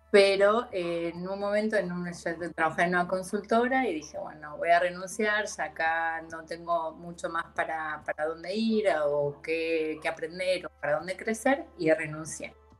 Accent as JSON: {"language": "Spanish", "town": "Chivilcoy", "region": "Buenos Aires Province", "country": "Argentina", "tie": "born or raised there", "also_born_or_lived": "Mexico", "moved": "as an adult", "lives_now": "Canada", "said": "yo soy de Chivilcoy, Chivilcoy queda en la provincia de Buenos Aires"}